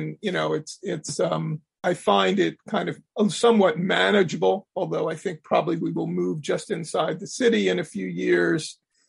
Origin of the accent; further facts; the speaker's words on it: Abington, Pennsylvania, United States; I grew up in Abington.